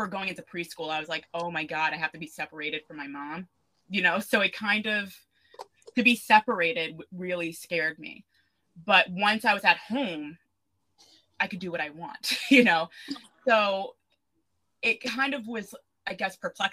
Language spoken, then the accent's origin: English; Suffolk County, Long Island, New York, United States; I grew up in Suffolk